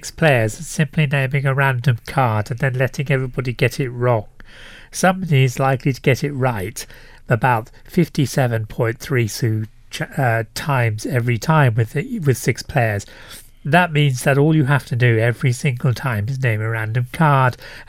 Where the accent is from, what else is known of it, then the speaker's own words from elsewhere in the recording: England, United Kingdom; we sat down and we worked out mathematically that we're from England, for a start.